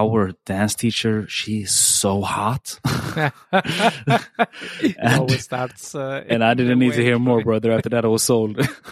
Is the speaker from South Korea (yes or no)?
no; Sweden; I'm born and raised in Sweden